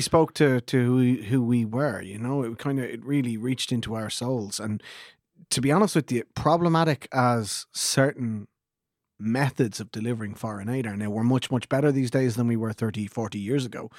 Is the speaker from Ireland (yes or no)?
yes; Ireland; We're the Irish version of baby boomers